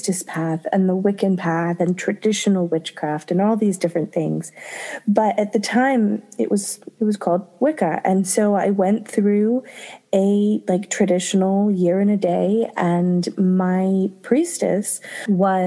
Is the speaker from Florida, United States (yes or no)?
yes; Florida, United States; moved away as an adult; also born or lived in Japan; I grew up in Florida